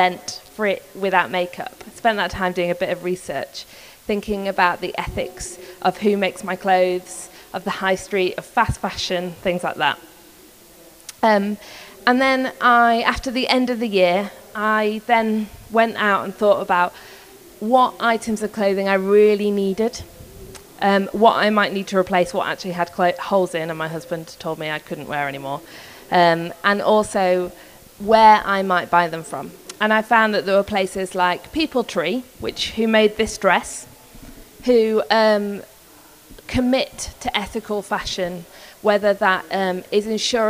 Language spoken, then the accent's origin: English; Yorkshire and the Humber, United Kingdom; So I'm from Yorkshire in England. I'm a proper northern girl